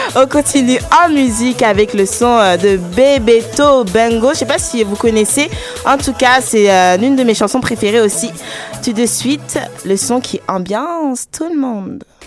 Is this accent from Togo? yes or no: yes; Togo; also born or lived in Ghana; je suis togolaise, mais je suis aussi ghanéenne.